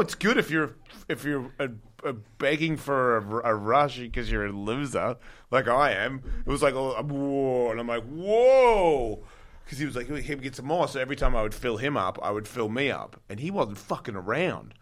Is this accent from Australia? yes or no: yes; Australia; now in United States